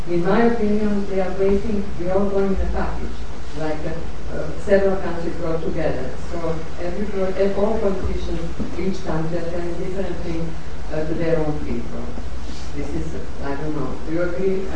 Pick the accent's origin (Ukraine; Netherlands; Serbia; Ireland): Serbia; I'm from Serbia